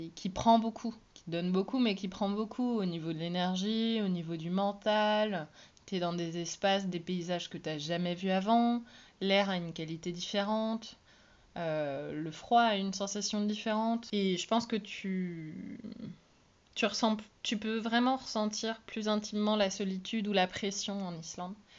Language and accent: French; Belle-Île, Brittany, France; moved away; j'ai été élevée à Belle-Île